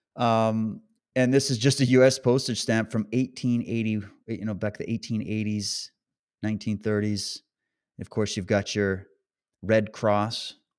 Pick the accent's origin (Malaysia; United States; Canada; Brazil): Canada; moved away; I come from Canada